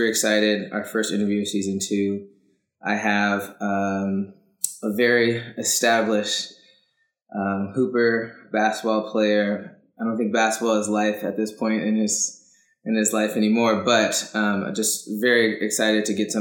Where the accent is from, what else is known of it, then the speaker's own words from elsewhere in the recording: Oakland, California, United States; I grew up and was born and raised in Oakland